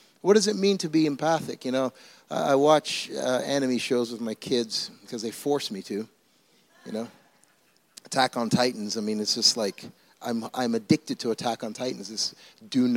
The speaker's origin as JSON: {"language": "English", "country": "Canada", "also_born_or_lived": "Toronto", "lives_now": "Mississauga, Canada", "said": "I'm Canadian"}